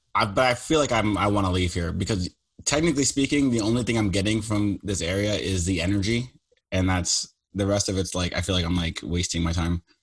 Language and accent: English; New York, United States; I grew up in New York